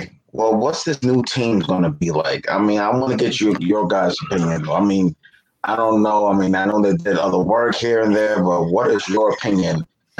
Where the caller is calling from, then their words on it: New York City, New York, United States; NYC, New York.